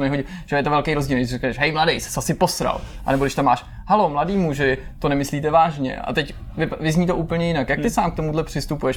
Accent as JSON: {"language": "Czech", "region": "Prague", "country": "Czechia", "said": "já jsem třeba z Prahy"}